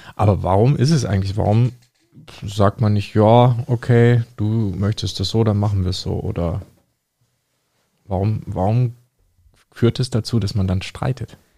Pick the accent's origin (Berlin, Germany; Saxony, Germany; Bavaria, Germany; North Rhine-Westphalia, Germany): Bavaria, Germany; dass wir aus Bayern kommen